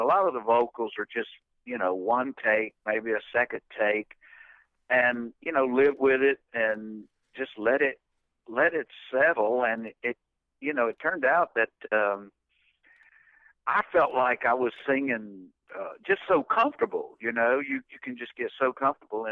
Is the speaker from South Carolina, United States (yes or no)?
yes; Spartanburg, South Carolina, United States; also born or lived in Rock Hill, South Carolina; as a young five-year-old, we moved to Spartanburg